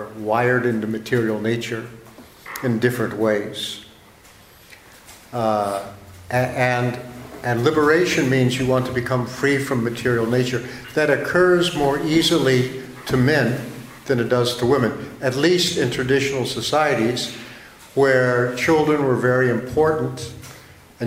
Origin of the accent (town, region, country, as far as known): United States